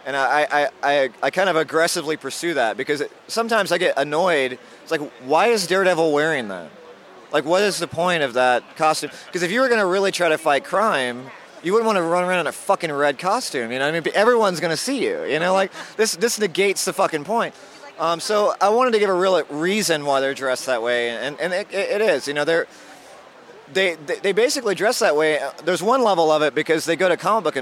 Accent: Mississippi, United States; moved away; I grew up in Mississippi

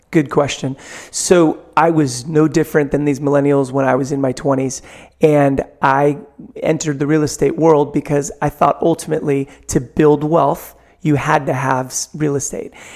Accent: San Francisco, California, United States; growing up here, you know, probably like everybody's hometown, it was just my hometown

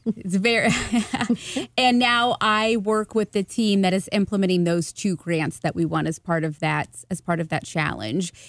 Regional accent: Hilliard, Ohio, United States; also born or lived in German Village, Columbus; now in Columbus, United States; I am originally from Hilliard, Ohio. I now live, live in German Village

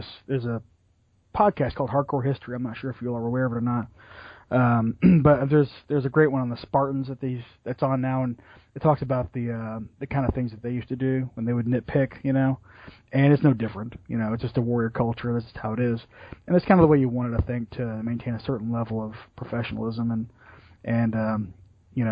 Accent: Louisville, Kentucky, United States; my hometown of Louisville, Kentucky

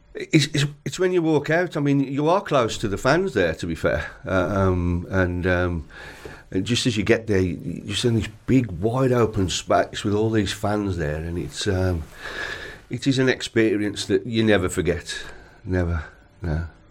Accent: Carrick, West Midlands, United Kingdom; I was born in Carrick, which is only about twelve, twelve mile away

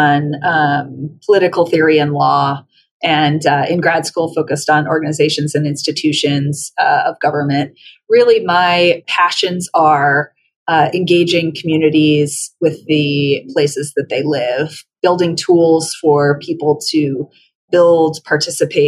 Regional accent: Colorado, United States; moved away as an adult; coming back to my home state and contributing to the knowledge capital and the government sector here

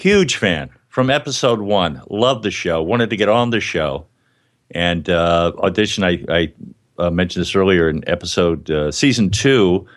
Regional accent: Miami, Florida, United States; now in New York, United States; I was a Catholic growing up in Miami, and I went to New York to pursue a dream of acting and comedy

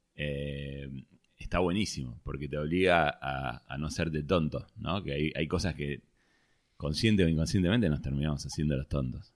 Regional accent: Vicente López, Buenos Aires Province, Argentina; Bueno, nací en Capital. Eh, viví mucho tiempo, no, desde que nací, pero viví mucho tiempo en Vicente López.

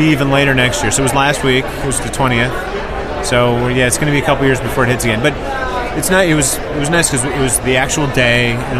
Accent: Detroit, Michigan, United States; You know, so I grew up in Detroit, in the Detroit metro area.

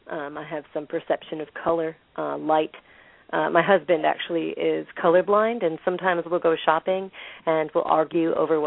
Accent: the Adirondacks, upstate New York, United States; moved away as an adult; now in Columbia, United States; originally I'm actually from the Adirondacks, way, way upstate New York, far, far away from the city.

